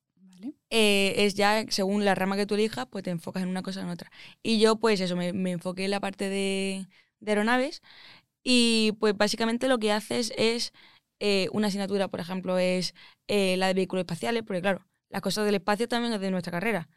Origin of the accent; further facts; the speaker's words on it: Málaga, Andalusia, Spain; accent: Andalusian; moved away as an adult; also born or lived in Madrid; yo soy de Málaga, por si no se me ha notado el acento, soy andaluza.